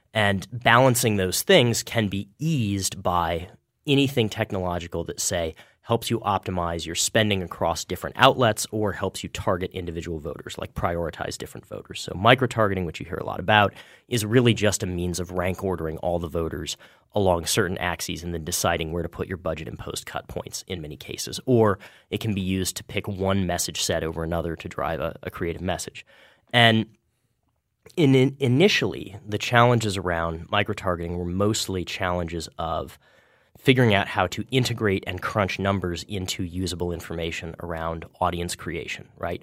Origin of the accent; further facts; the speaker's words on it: Kansas, United States; my home state, the state of Kansas